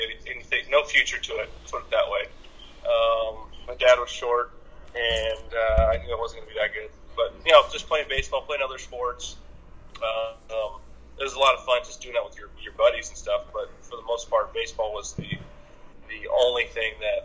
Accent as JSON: {"language": "English", "area": "Orange County", "region": "Southern California", "country": "United States", "tie": "born or raised there", "said": "I grew up in Southern California, Orange County area"}